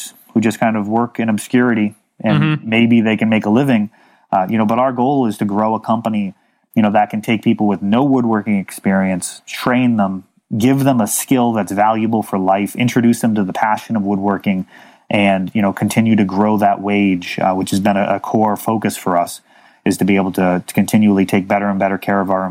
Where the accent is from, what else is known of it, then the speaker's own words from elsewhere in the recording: Millis, Massachusetts, United States; I grew up on a country club for a while. In Millis, Massachusetts